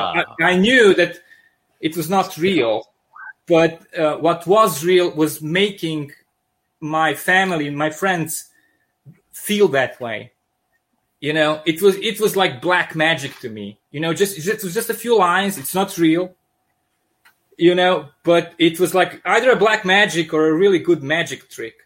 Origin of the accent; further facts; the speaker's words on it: Serbia; accent: thick accent; sounds like Russian mobsters; English is a second language; also born or lived in Yugoslavia; now in Michigan, United States; I'm originally from Serbia. That's why I have this uh, thick accent